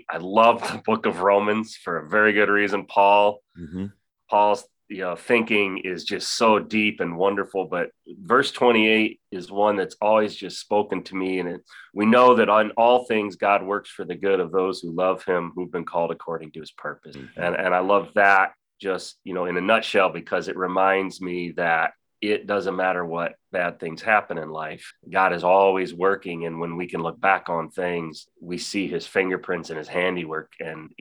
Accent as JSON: {"language": "English", "town": "Lakewood", "region": "New York", "country": "United States", "tie": "born or raised there", "moved": "yes", "said": "I grew up in Lakewood, so I grew up in this area and had been away for quite a while, but moved back to the area"}